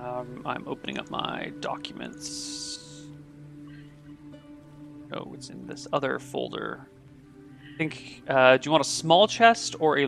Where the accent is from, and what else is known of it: United States